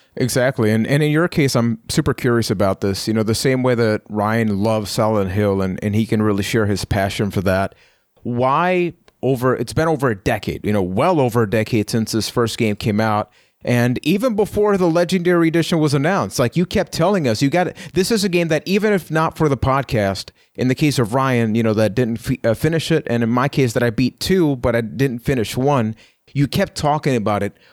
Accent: Puerto Rico; I am from Puerto Rico

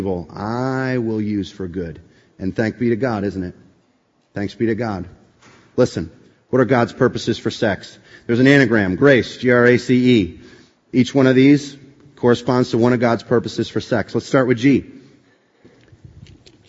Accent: East Coast, United States; also born or lived in Boston, Massachusetts; I grew up on the East Coast, went to school at Boston College

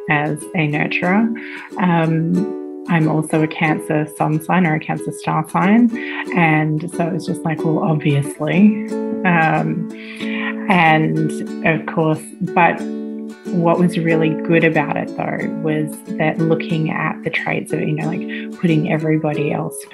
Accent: Perth, Western Australia, Australia; now in Turin, Italy; I am an Australian girl from Perth, but I currently live in northern Italy, just outside of Turin.

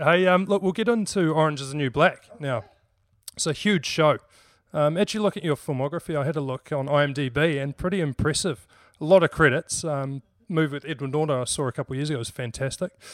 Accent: New Zealand; a New Zealand kid like myself.

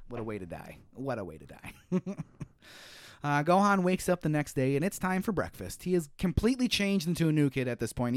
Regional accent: United States; me being an American

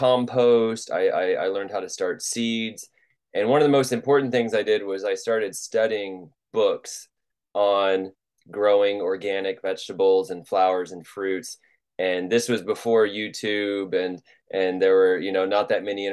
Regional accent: Louisville, Kentucky, United States; I'm from Louisville, Kentucky, and I grew up there

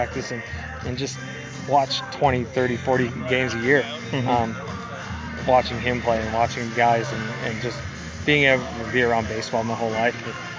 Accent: San Francisco, California, United States; Growing up in San Francisco, I would go to Candlestick Park.

